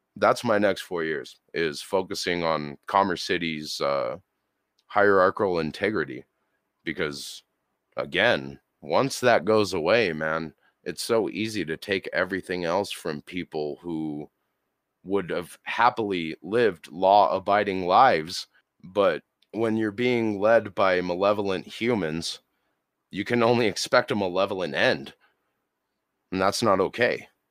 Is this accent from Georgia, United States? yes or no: no; Colorado, United States; born and raised in Colorado, here in good old Burgerland